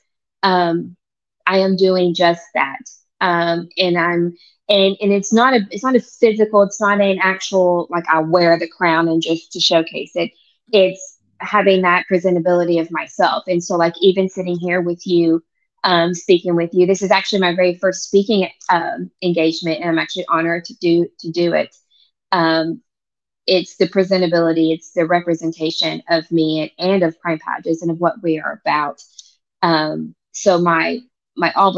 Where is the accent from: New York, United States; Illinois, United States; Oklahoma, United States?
Oklahoma, United States; moved away as an adult; now in Virginia Beach, United States; I'm actually from Oklahoma. I'm a native Oklahoman